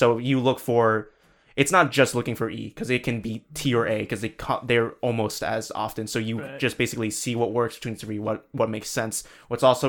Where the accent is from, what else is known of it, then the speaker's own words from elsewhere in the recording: United States; because we're American.